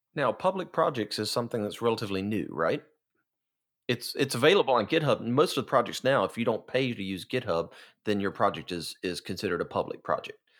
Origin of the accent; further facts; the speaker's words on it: Tupelo, Mississippi, United States; I am from Tupelo, Mississippi